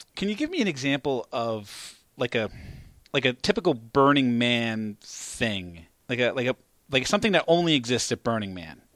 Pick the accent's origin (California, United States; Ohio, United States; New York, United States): New York, United States; now in Philadelphia area, United States; I live in the Philadelphia area and I grew up in New York.